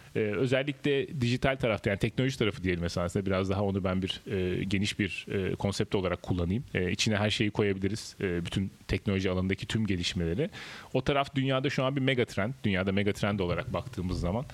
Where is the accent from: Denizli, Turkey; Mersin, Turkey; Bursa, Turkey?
Denizli, Turkey; moved away as an adult; also born or lived in Izmir; now in Istanbul, Turkey; normalde Denizliliyim. Denizli İzmir arası biraz küçükken hayatım geçti.